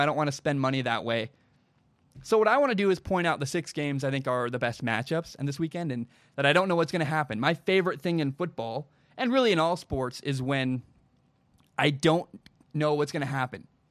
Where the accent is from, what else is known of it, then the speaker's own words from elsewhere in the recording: the Northwest, Pacific Northwest, United States; I'm from the Northwest.